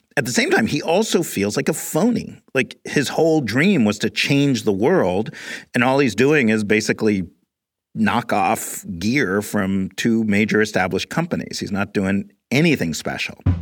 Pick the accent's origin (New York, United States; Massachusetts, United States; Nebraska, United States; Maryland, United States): New York, United States; New York City; I grew up in New York, just a little bit before Tyson did